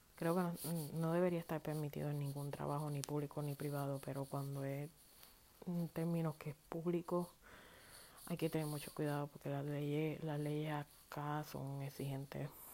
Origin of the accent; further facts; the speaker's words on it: Puerto Rico; yo llevo en la sangre como puertorriqueña